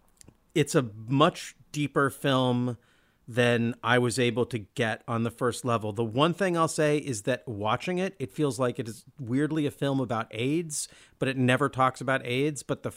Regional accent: Olympia, Washington, United States; Well, I grew up in Olympia, Washington.

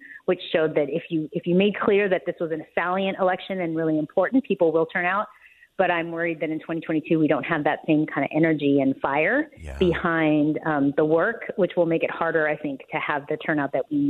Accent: United States; I was born in the United States.

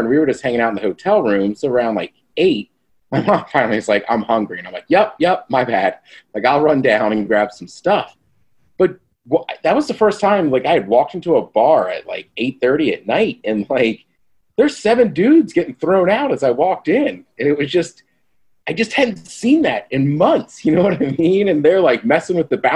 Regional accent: College Park, Maryland, United States; moved away; also born or lived in Spokane; I grew up in College Park

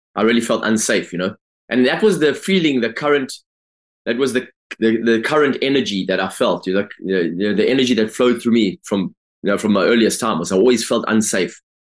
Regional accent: Durban, KwaZulu-Natal, South Africa; I grew up in South Africa, grew up in Durban.

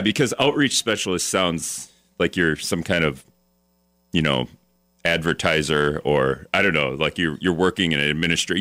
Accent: Hortonville, Wisconsin, United States; I grew up in Hortonville too, so it was just tiny.

